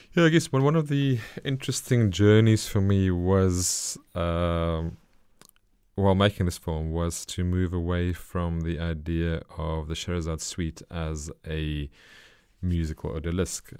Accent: South Africa; for me as a South African

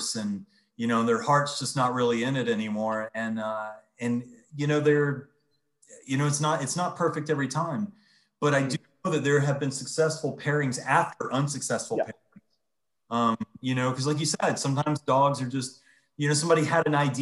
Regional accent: Georgia, United States; moved away as an adult; born and raised in Georgia

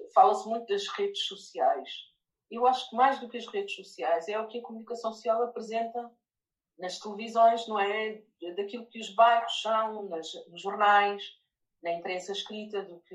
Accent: near Lisbon, Portugal; also born or lived in Lyon, France; eu sou de Portugal, perto de Lisboa

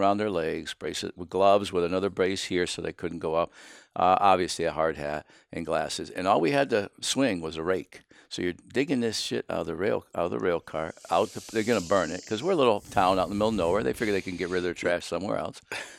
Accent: Sayre, Pennsylvania, United States; I grew up in northeastern Pennsylvania, right on the Susquehanna River, a little town called Sayre, S-A-Y-R-E

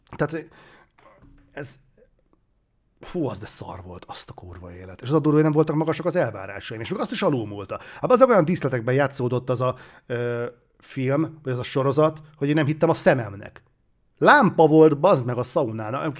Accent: Hungary; magyarok vagyunk

